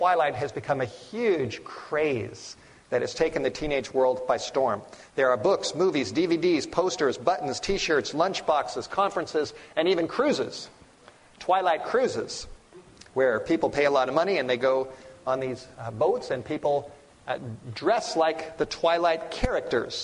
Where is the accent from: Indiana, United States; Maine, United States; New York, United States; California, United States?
California, United States; Los Angeles; I grew up in the Hollywood Hills